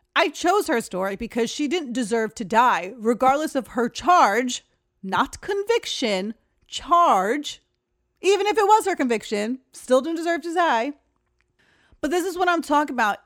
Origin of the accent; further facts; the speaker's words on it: Uniondale, New York, United States; moved away; I'm from Uniondale.